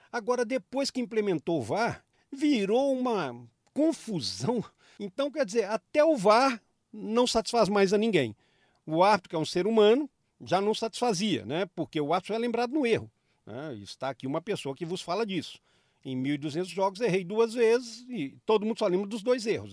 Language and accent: Portuguese; Minas Gerais, Brazil; como mineiro